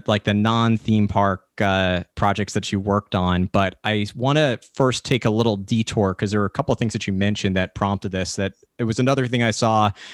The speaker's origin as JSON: {"language": "English", "region": "New York", "country": "United States", "said": "I'm a New Yorker, and coming from New York"}